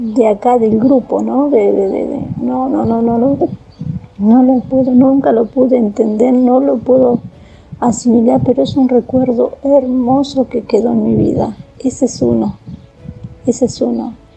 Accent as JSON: {"language": "Spanish", "town": "Tandil", "region": "Buenos Aires Province", "country": "Argentina", "also_born_or_lived": "Mar del Plata", "moved": "yes", "lives_now": "Córdoba, Argentina", "said": "Soy de Tandil, pero vivo en Córdoba."}